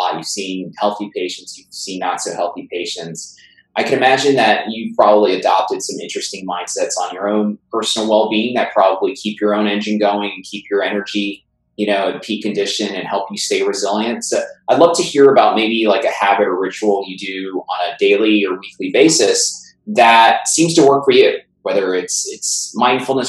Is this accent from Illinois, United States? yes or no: no; New York City, New York, United States; I grew up in Brooklyn. New York